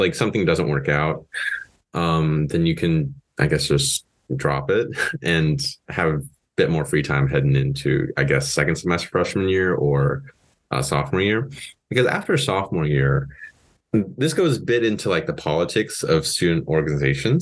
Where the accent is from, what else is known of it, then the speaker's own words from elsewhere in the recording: Paoli, Indiana, United States; I'm from Paoli, Indiana